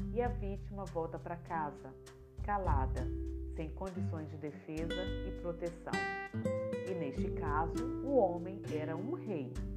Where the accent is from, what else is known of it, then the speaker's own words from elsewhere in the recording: Itamaraju, Bahia, Brazil; now in Espírito Santo, Brazil; Sou natural de Itamaraju, Bahia, e vim para o Espírito Santo no ano de 1988